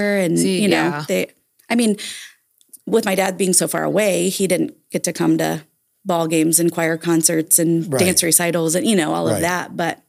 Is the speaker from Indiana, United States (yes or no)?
yes; Vincennes, Indiana, United States; I grew up in Vincennes.